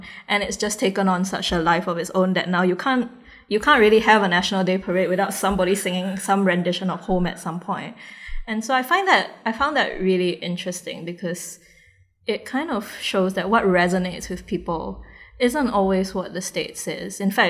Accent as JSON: {"language": "English", "country": "Singapore"}